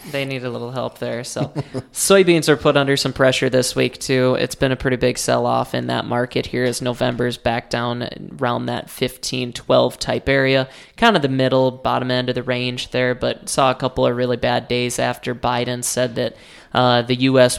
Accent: Rutland, South Dakota, United States; I am from Rutland, South Dakota

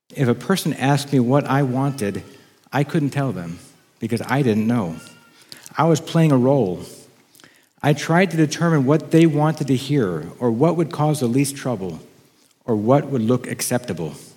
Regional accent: Oklahoma, United States; also born or lived in Wisconsin; In third grade, we moved from Wisconsin to Oklahoma so that my dad could enroll at Rainbow Bible College

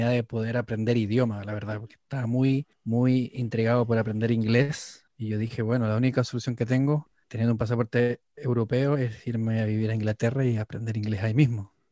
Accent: Antofagasta, Chile; now in London, United Kingdom; Bueno, yo soy, de, yo soy del norte de Chile. Yo vengo de, de la ciudad de Antofagasta, en el norte, en la parte donde está el desierto de Atacama. Y sí, me vine a Londres hace más o menos unos más

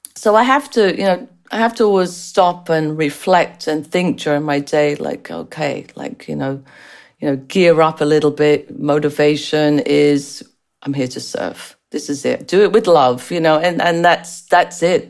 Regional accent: England, United Kingdom; accent: strange accent; moved away; also born or lived in United States; as you can tell from the strange accent, I was born and raised in England with Irish parents

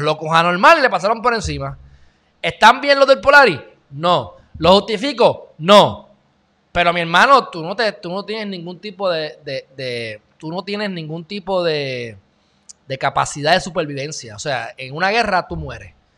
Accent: Puerto Rico; somos los, puertorriqueños, el pueblo

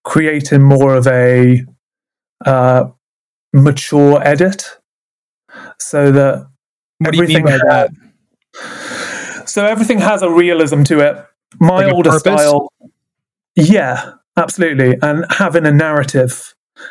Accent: Wales, United Kingdom; moved away; I'm originally from Wales, which is very mountainous and very rural

